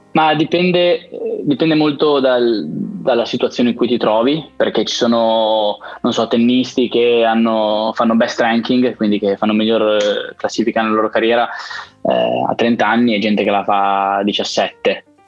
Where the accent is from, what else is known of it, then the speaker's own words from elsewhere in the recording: Biella, Piedmont, Italy; also born or lived in Turin / Scotland; io son di, son di Biella